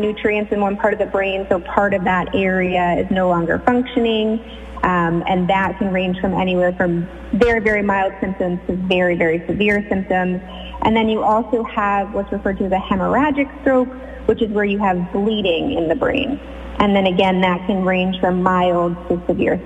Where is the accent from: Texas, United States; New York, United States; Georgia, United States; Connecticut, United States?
Connecticut, United States; moved away as an adult; also born or lived in Philadelphia; now in Sag Harbor, United States; I'm actually originally from Connecticut